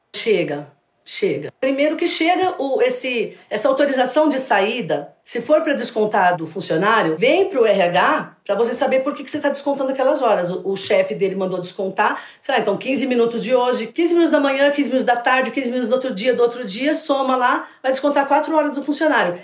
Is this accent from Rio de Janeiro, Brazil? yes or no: no; São Paulo, Brazil; Eu sou de São Paulo, estou aposentada agora e estou dando consultoria.